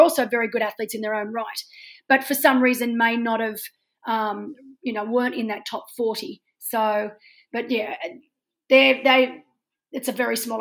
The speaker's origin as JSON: {"language": "English", "country": "Australia"}